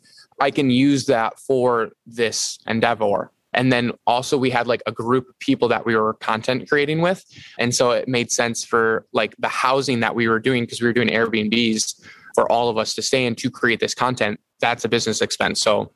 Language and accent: English; Michigan, United States